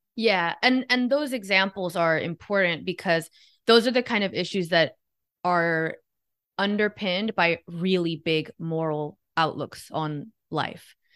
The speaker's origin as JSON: {"language": "English", "town": "Miami", "region": "Florida", "country": "United States", "tie": "born or raised there", "said": "I was born and raised in Miami"}